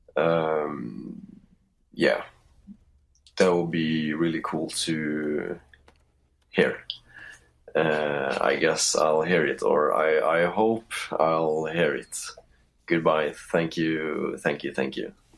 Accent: Norway; I'm from Norway

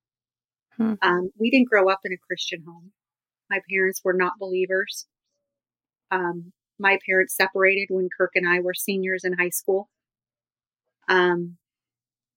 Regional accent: Los Angeles, California, United States; growing up in Hollywood

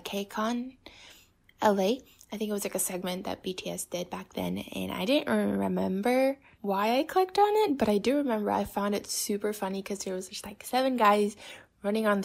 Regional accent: Taiwan; I'm 20 years old and I'm from Taiwan

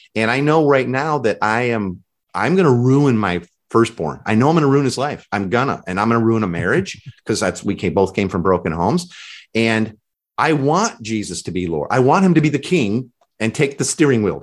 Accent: Chicago, Illinois, United States; I'm from Chicago

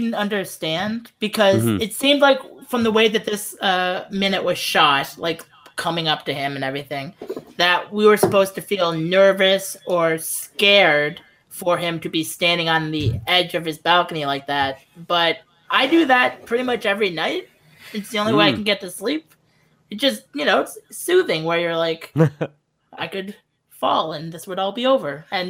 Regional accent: Canada; accent: Canadian; That's like my Canadian accent.

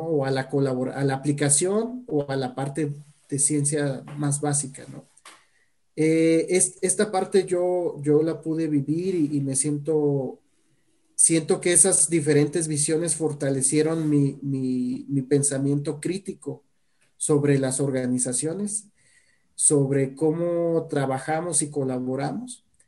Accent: Guadalajara, Jalisco, Mexico; also born or lived in Mexico City; Yo, yo soy orgullosamente tapatío

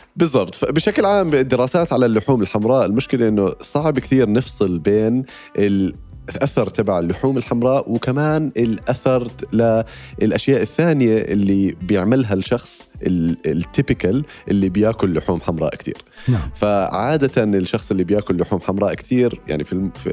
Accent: Amman, Amman Governorate, Jordan; moved away as an adult; now in United Kingdom; انا آه، انولدت في بريطانيا بس عشت معظم حياتي في الاردن

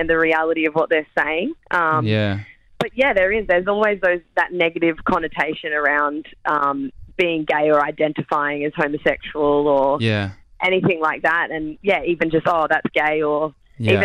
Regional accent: Brisbane, Queensland, Australia; I grew up in Brisbane and went to an all-girls Catholic school up there.

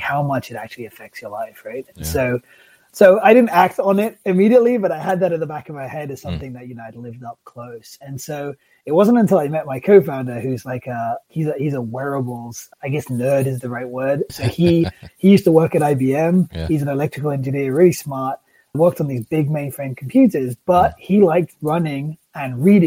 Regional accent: England, United Kingdom; I grew up in England

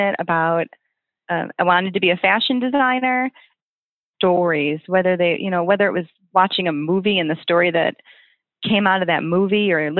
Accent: Oak Forest, Illinois, United States; also born or lived in Oak Lawn, Illinois / Chicago / North Carolina; I grew up in Oak Forest, which is about 20 miles south of Chicago

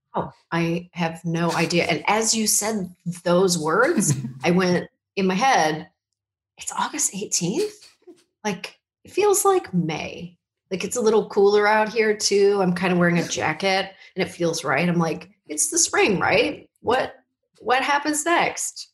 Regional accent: Canada; moved away; we're from Canada

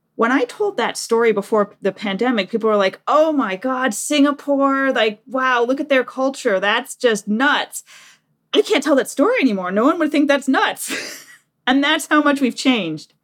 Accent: Detroit, Michigan, United States; moved away as an adult; also born or lived in Japan; now in Washington, D.C., United States; I'm from Detroit. I lived in Detroit, apart from the time in Japan, until I was thirty

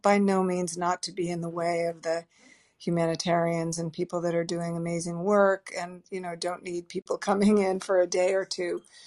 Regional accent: Boston, Massachusetts, United States; I grew up in the Boston area

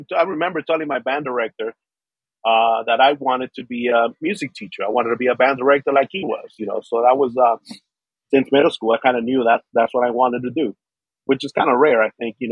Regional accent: Miami, Florida, United States; also born or lived in Colombia; So I grew up in South Florida, Miami, pretty much all of my life

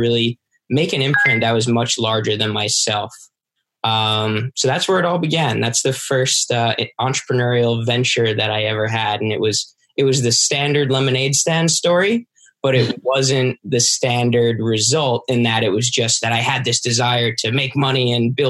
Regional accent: New York, United States; I'm from New York

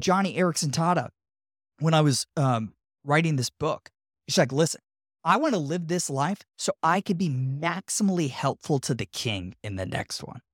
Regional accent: Tampa, Florida, United States; my hometown of Tampa

